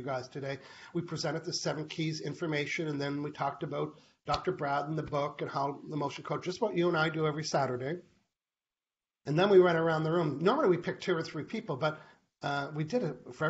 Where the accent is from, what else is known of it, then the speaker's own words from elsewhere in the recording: Canada; I'm a Canadian living on an island.